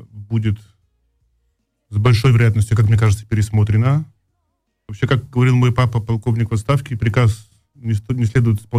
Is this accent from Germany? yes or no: yes; Saxony, Germany; Ну, я из Саксонии, у нас очень специализированная земля, очень специальная.